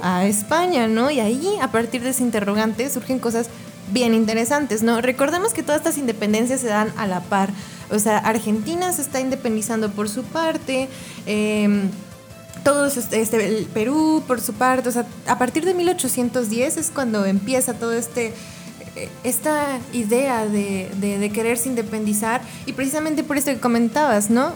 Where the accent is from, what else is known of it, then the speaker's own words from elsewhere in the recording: Mexico; los, mexicanos tenemos muchas raíces indígenas